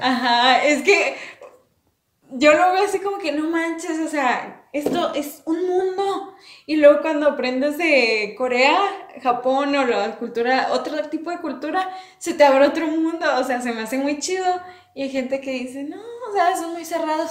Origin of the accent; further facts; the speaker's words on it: Mexico; soy orgullosa orgullosamente mexicana